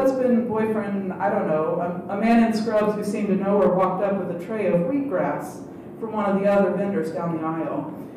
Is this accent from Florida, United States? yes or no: no; Scottsville, Virginia, United States; my hometown of Scottsville